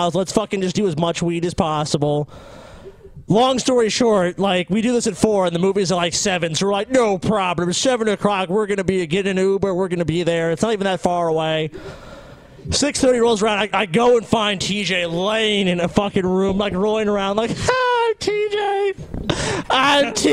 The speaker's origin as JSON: {"language": "English", "town": "New Orleans", "region": "Louisiana", "country": "United States", "said": "I'm from New Orleans, Louisiana, where we drink a lot"}